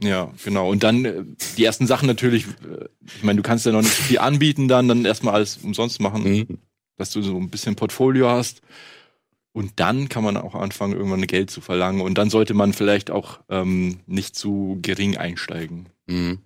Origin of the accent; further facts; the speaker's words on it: Munich, Bavaria, Germany; ich komme ja aus München